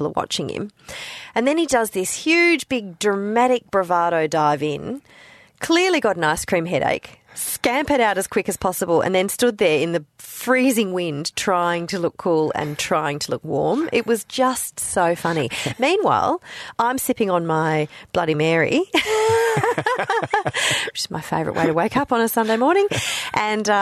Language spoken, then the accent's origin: English; Hong Kong; now in Australia; I grew up in Hong Kong